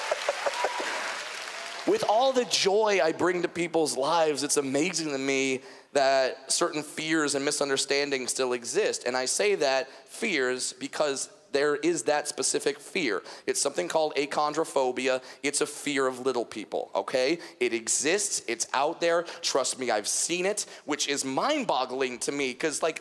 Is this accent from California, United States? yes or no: yes; Southern California, United States; I'm from Southern California